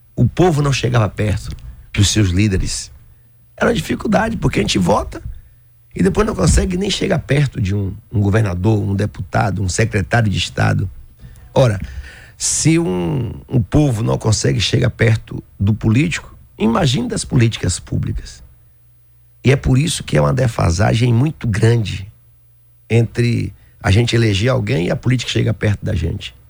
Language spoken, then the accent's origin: Portuguese; Aiquara, Bahia, Brazil; Aiquara que eu vou, que é o município onde eu nasci